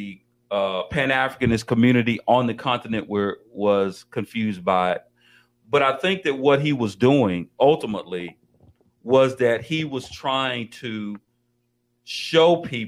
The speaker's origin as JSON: {"language": "English", "country": "Colombia", "said": "I'm not Mexican. I'm from Colombia."}